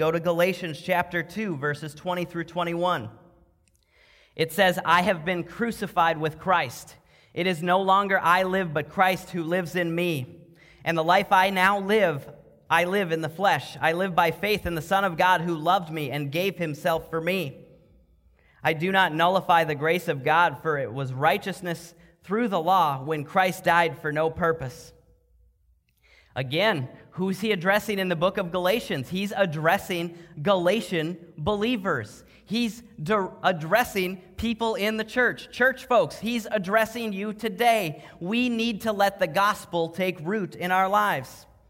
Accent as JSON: {"language": "English", "region": "Minnesota", "country": "United States", "tie": "born or raised there", "said": "Now, I grew up, I know I sound like I'm from the South, but I actually grew up in a charismatic church in Minnesota."}